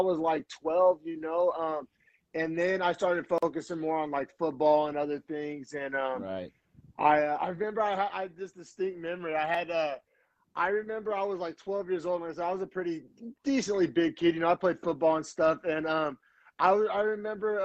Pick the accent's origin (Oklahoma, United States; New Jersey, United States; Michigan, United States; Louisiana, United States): Oklahoma, United States; moved away as an adult; now in San Francisco Bay Area, United States; I grew up in Oklahoma, and I just remember skateboarding as a kid in Oklahoma